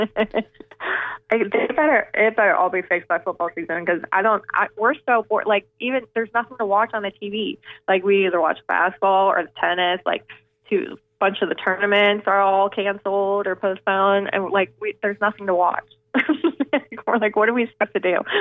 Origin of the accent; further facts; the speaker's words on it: Pittsburgh, Pennsylvania, United States; I'm from Pittsburgh